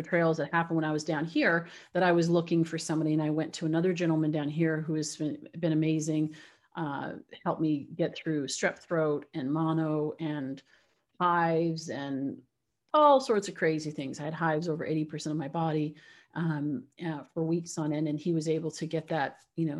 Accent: Canada; now in United States; I'm originally from Canada. So I live in the US now

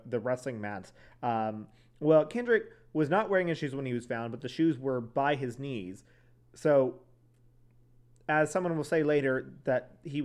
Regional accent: outside of San Antonio, Texas, United States; accent: Southern; I was raised in San Antonio, outside of San Antonio, Texas

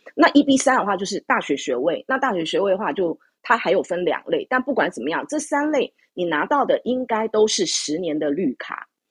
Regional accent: Taiwan; now in United States; 我们台湾人不用排期

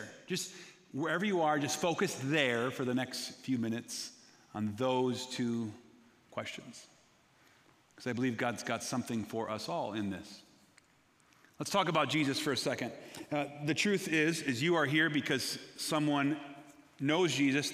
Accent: Minnesota, United States; I'm from Minnesota

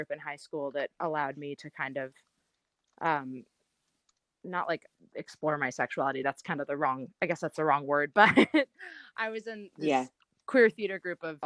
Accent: Los Angeles, California, United States; I grew up in Los Angeles

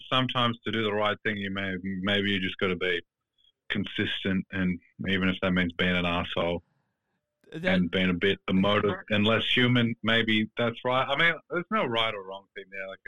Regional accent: Brunswick, Victoria, Australia; I used to live in Brunswick. I grew up in Brunswick

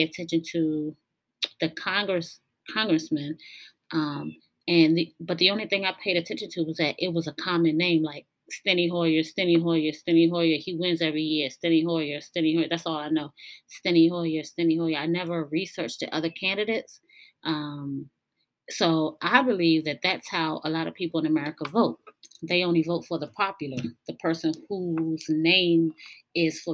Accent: United States; we as American citizens

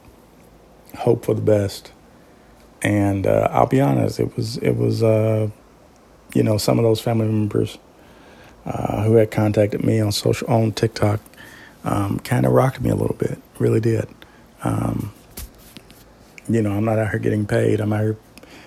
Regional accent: Kentucky, United States; my home state of Kentucky

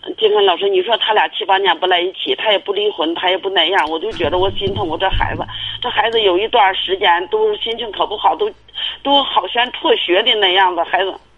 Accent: Inner Mongolia, China; 我是内蒙的

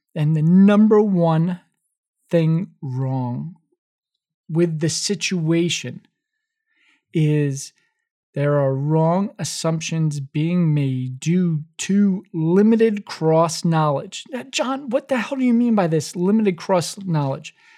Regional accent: New York City, New York, United States; a kid who grew up in the Bronx

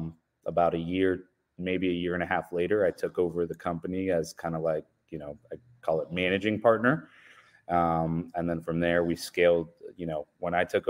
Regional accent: Richwood, Ohio, United States; also born or lived in Colombia; So yeah, I was born in Colombia, South America. We immigrated to the States in 1999, went to a small town called Richwood, Ohio. It is very rural, about two, maybe three stoplights type of town, very Midwestern country, and then moved to Delaware, Ohio

